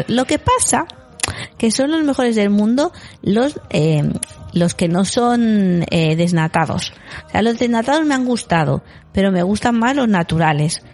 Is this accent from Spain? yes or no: yes; Galicia, Spain; yo en mi pueblo en Galicia